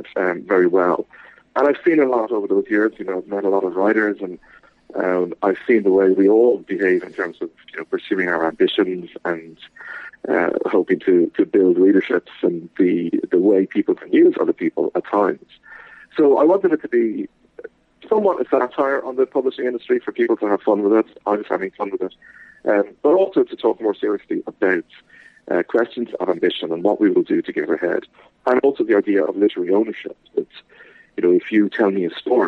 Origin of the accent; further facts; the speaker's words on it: Dublin, Leinster, Ireland; I am an Irish writer, born in Dublin, and I still live here